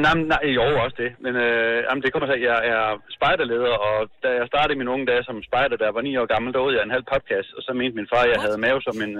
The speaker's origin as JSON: {"language": "Danish", "town": "Engesvang", "region": "Central Denmark Region", "country": "Denmark", "said": "Jeg er fra Engelsvang i Midtjylland."}